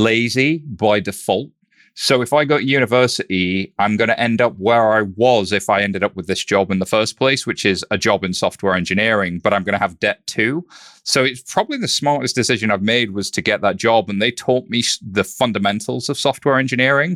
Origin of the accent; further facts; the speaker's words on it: Halifax, Yorkshire and the Humber, United Kingdom; accent: northern; I was born in a town called Halifax, West Yorkshire